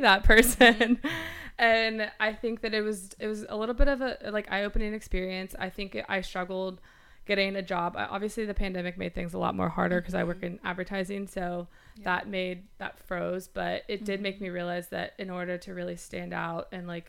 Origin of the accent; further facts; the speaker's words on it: Alabama, United States; moved away as an adult; also born or lived in Los Angeles; now in New York, United States; I'm originally from Alabama